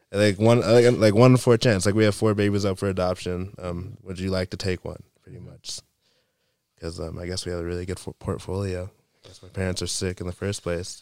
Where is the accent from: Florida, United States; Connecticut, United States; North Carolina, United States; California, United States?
North Carolina, United States; Waynesville; I'm from North Carolina, Waynesville, North Carolina